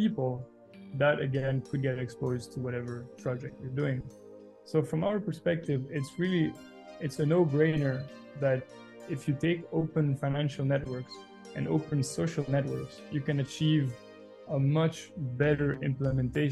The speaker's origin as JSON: {"language": "English", "country": "Belgium", "tie": "born or raised there", "said": "Born and raised in Belgium. Lived my whole life there"}